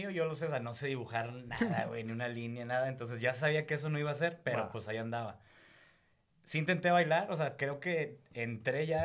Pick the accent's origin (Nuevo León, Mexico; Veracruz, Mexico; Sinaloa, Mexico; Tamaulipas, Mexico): Nuevo León, Mexico; Monterrey; moved away as an adult; now in Mexico City, Mexico; Monterrey, pero sí llevo unos 2, 3 años en México.